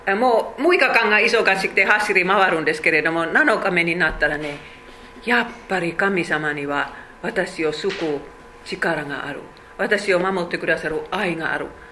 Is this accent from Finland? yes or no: yes; Finland; Japanese is a second language; moved away as an adult; now in Japan; 500万人しか話せないフィンランドにどうして私は生まれましたか